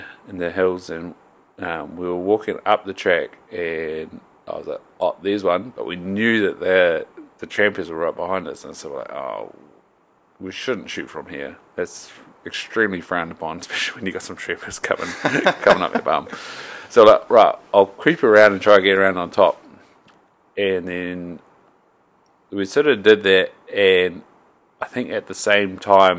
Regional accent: Invercargill, Southland, New Zealand; now in North Island, New Zealand; I grew up in Southland and there's like five great walks

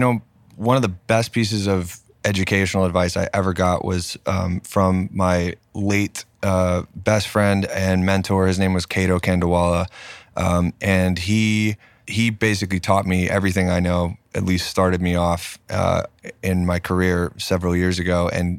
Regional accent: Knoxville, Tennessee, United States; also born or lived in Pensacola, Florida; I grew up in Knoxville, and but like all of my family is based out of Nashville

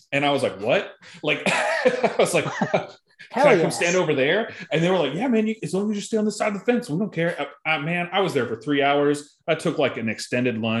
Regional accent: Arizona, United States; I'm from Arizona

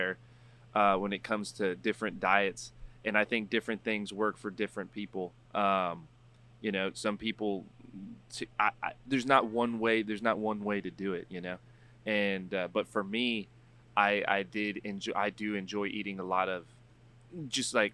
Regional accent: San Antonio, Texas, United States; moved away as an adult; now in Oregon, United States; born and raised in San Antonio, went to college, came back, did real estate for about 4 years here

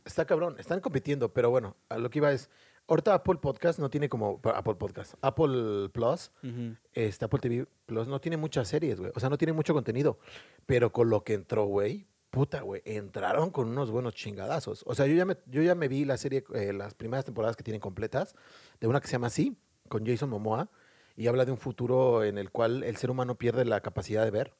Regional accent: Mexico; now in Dublin, Ireland; Como buen mexicano

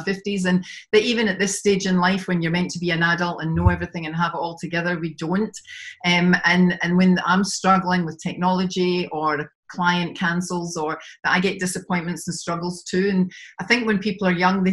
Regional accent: Glasgow, Scotland, United Kingdom; now in Sydney, Australia; I'm originally from Glasgow in Scotland, have moved around and lived in different parts of the world, and finally settled in Sydney in Australia

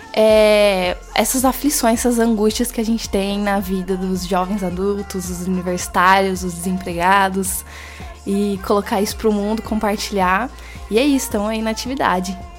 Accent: Assis, São Paulo, Brazil; eu sou de Assis, São Paulo, interiorzão

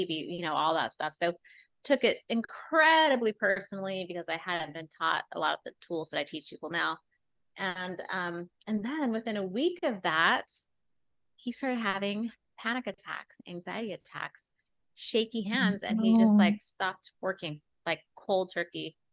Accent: Utah, United States; moved away; I grew up in Utah

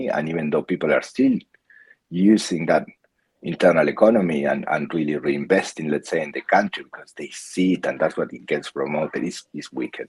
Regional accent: Patagonia, Argentina; moved away as an adult; also born or lived in Buenos Aires, Argentina; now in Australia; I was born in Argentina. I lived most of my life in Patagonia.

